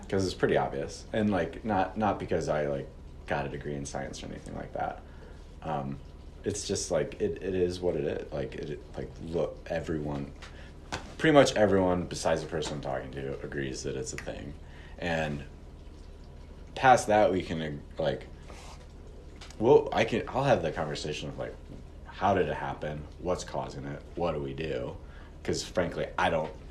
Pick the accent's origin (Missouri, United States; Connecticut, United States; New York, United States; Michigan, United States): Missouri, United States; St. Louis; now in Missoula, United States; I'm originally from St. Louis, Missouri.